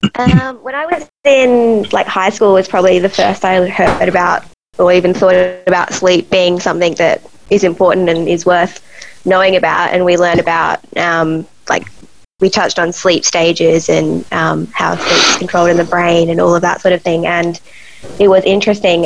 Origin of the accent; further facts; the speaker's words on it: Adelaide, South Australia, Australia; I was um, born Adelaide and all through high school in Adelaide, and then um, did psychology at uni here